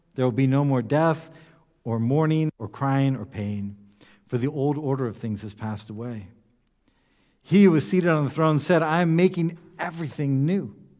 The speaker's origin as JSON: {"language": "English", "country": "United States", "said": "among ourselves in the U S Baptists"}